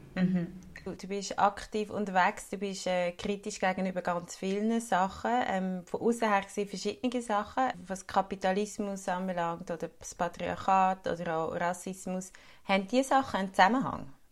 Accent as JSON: {"language": "German", "country": "Switzerland", "said": "bei uns in der Schweiz"}